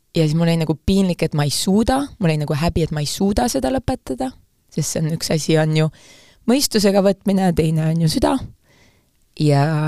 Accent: Saare County, Estonia; ma olen Saaremaalt

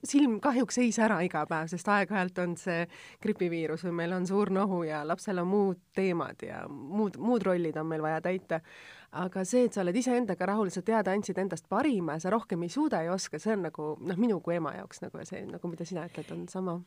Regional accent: Tallinn, Harju County, Estonia; mina olen Tallinnast

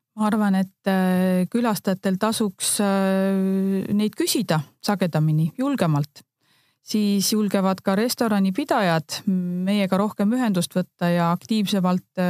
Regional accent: Northern Estonia, Estonia; moved away as an adult; now in Võru County, Estonia; abikaasaga me tegelikult oleme Põhja-Eestist pärit ja, ja Võrumaale nii-öelda sisse rännanud

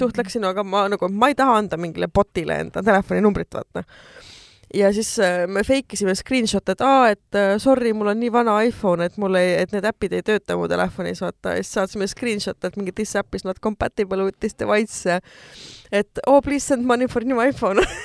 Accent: Estonia; ma olen eestlane

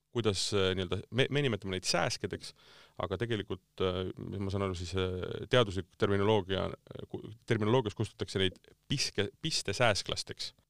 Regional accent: Tartu, Tartu County, Estonia; ma olen ise Tartust pärit

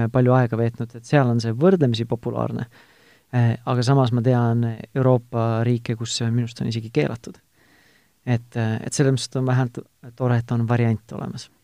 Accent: Tartu, Tartu County, Estonia; mina olen ise Tartust

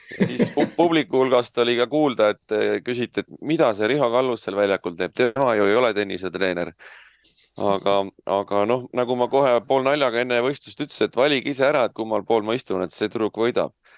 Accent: Saare County, Estonia

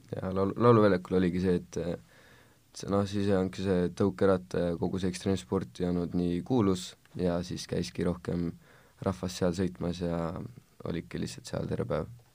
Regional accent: Tallinn, Harju County, Estonia; olen kaheksateistaastane ekstreemsportlane Tallinnast

